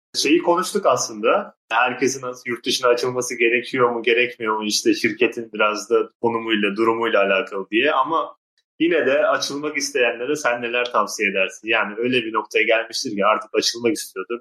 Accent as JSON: {"language": "Turkish", "country": "Turkey", "said": "Akdeniz insanı olarak Türkler bunu iyi yapıyor yani. Biz işte bayağı insan ağırlamayı severiz"}